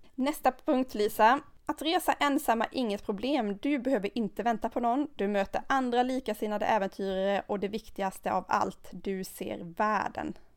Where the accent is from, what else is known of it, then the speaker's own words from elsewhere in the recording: Sweden; vi som svenskar